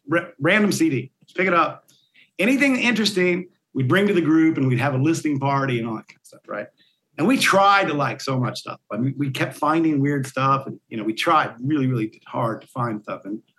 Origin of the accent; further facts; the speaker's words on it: Barnesville, Ohio, United States; also born or lived in Columbus, Ohio; I grew up in a place called Barnesville, Ohio, which is what a lot of my stories are about. You know, it's kind of a coal mining town in eastern Ohio. And then I went to Ohio State for a very long time.